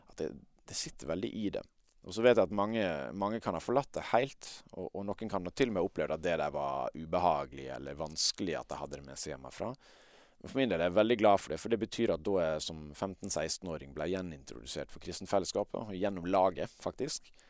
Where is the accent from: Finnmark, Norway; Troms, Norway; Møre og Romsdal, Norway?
Møre og Romsdal, Norway; accent: Sunnmøre dialect; men jeg kjenner meg jo kanskje mest som vestlending, og det hører du kanskje på dialekta også. Eh, det, det er mest sunnmørsdialekt